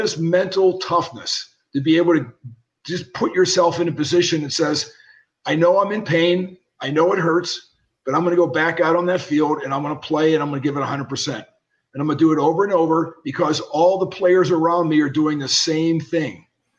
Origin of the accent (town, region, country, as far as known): Pittsburgh, Pennsylvania, United States; born or raised there